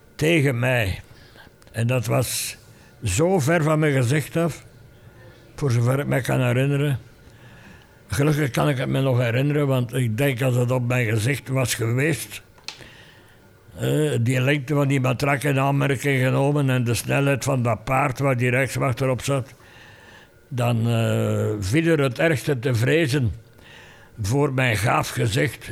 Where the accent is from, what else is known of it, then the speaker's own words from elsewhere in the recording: Fleming, Flanders, Belgium; mijn plicht achtte als Vlaming, als Vlaams gezinde, als Vlaams activist